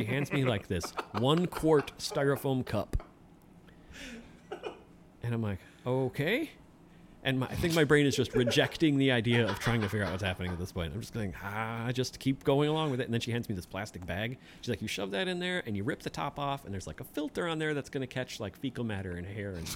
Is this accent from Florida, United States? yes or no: no; Kenosha, Wisconsin, United States; moved away; also born or lived in south central Minnesota; I grew up in Kenosha